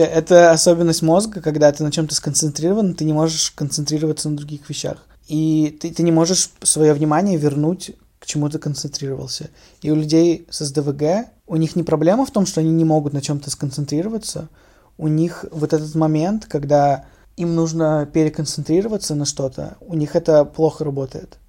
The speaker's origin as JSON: {"language": "Russian", "country": "Russia", "moved": "as an adult", "said": "я русский и что я из России"}